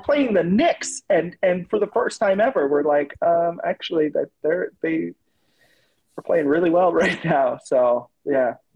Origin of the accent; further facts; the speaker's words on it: Toronto, Ontario, Canada; my hometown of Toronto